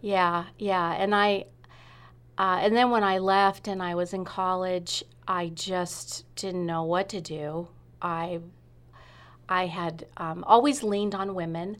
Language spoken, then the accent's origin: English; Sunnyvale, California, United States; moved away as an adult; also born or lived in Redwood City, California / England; now in Rogue Valley, Southern Oregon, United States; I was in Sunnyvale until I went to college